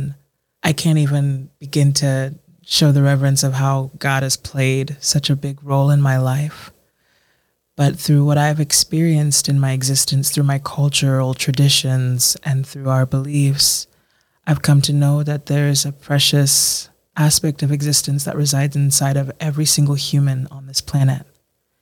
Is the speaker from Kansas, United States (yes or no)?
no; Baltimore, Maryland, United States; as a child growing up on the East Coast, as a first generation Ghanaian American